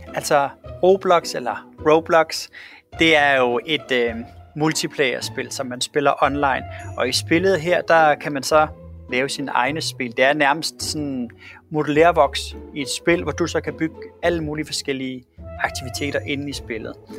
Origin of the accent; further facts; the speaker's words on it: Svendborg, Southern Denmark, Denmark; Da jeg sad hjemme i Svendborg og var en lille dreng